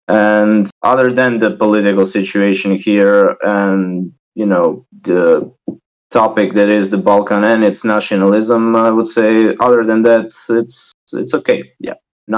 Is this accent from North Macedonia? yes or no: yes; Ohrid, North Macedonia; also born or lived in Skopje; Currently, I'm in my hometown of Ohrid, and I'm constantly switching between Skopje and Ohrid. I'm working in Skopje